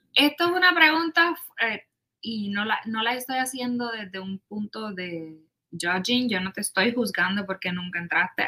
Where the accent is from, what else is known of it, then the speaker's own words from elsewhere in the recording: Puerto Rico; Yo soy del pueblo de Macao. Así que en, Puerto Rico